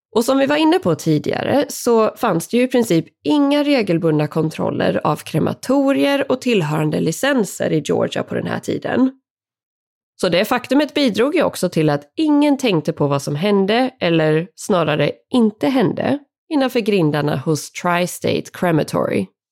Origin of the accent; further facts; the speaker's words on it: Sweden; här hemma i Sverige